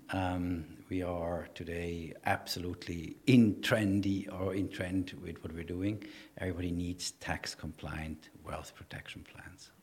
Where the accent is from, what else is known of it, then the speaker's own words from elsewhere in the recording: Switzerland; also born or lived in Ireland; now in Dubai, United Arab Emirates; I'm from Switzerland